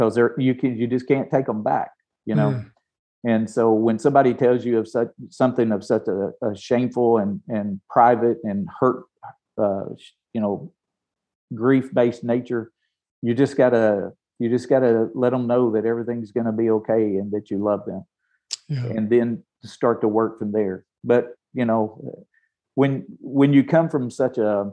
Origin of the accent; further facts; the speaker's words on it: Tennessee, United States; I'm from Tennessee. I'm from the South.